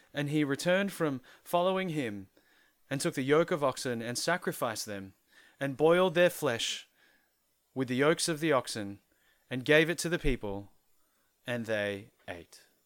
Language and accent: English; Philippines; a penny pinching Filipino